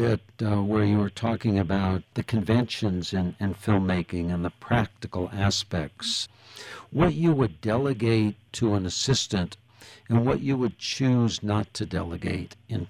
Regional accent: Los Angeles, California, United States; I recall growing up in Hollywood

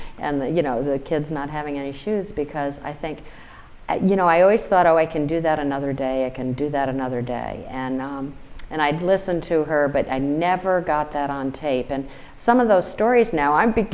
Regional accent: Albany, New York, United States; when I was a teenager growing up in Albany, New York

